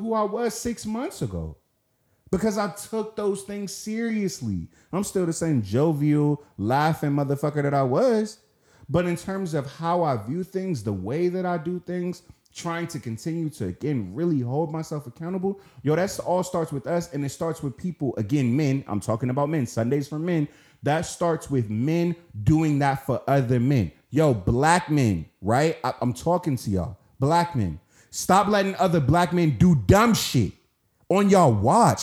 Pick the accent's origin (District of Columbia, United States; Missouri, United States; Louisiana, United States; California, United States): District of Columbia, United States; Washington; I'm from Southeast DC